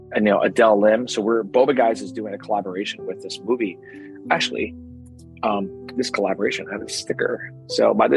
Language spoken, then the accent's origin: English; New Jersey, United States; also born or lived in Berkeley; I grew up in New Jersey.